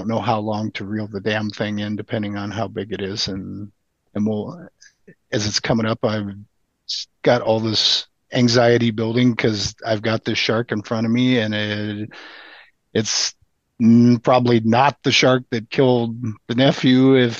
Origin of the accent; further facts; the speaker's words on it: Midwest, United States; I'm the newbie from the Midwest.